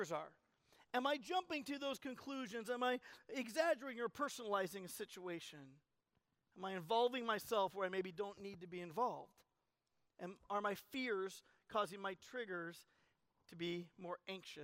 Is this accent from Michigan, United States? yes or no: no; Colorado, United States; I'm from Colorado